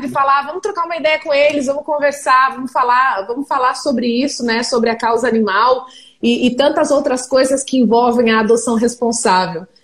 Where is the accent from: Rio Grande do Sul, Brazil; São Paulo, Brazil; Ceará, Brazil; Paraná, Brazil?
Paraná, Brazil; Ponta Grossa; eu não sou de Curitiba, eu sou de Ponta Grossa, que é pertinho de Curitiba